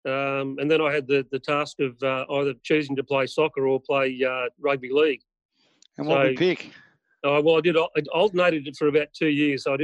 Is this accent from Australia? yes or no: no; Singapore; also born or lived in Hong Kong; growing up in Singapore and Hong Kong, we had uh, maids and and cleaners and such